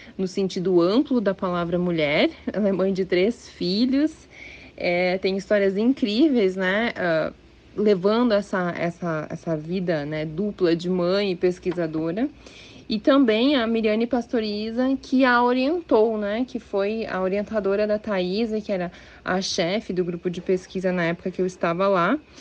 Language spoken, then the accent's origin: Portuguese; Rio Grande do Sul, Brazil; moved away; eu sou gaúcha, eu fiz a minha graduação e mestrado na Universidade Federal do Rio Grande do Sul